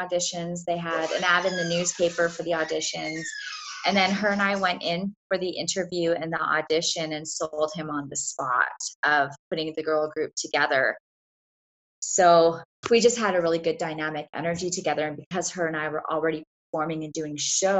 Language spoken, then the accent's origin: English; Canada; I'm from Canada